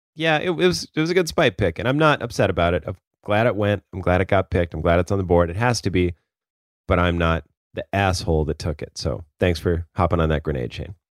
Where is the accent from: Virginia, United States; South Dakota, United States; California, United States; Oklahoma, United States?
South Dakota, United States; Sioux Falls; moved away as an adult; now in Portland, United States; I had never really lived anywhere else.